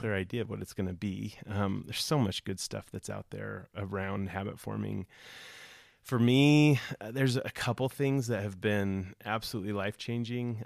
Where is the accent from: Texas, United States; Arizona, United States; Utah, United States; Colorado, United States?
Colorado, United States; Broomfield; also born or lived in Los Angeles; I grew up here in Broom, the Broomfield area